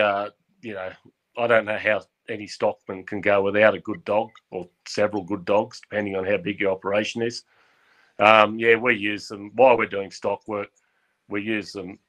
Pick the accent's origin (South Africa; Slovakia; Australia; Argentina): Australia; Goulburn, New South Wales; also born or lived in Cowra, Australia; now in Woodstock, Australia; I was born in Goulburn, and my father had a property between Oberon and Taralga down in the hill country